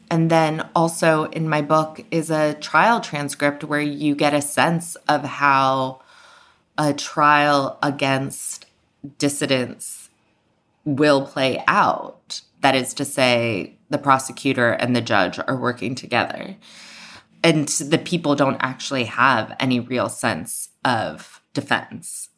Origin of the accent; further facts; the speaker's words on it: United States; also born or lived in Iran; as an American who had grown up knowing maybe not everything about the civil rights movement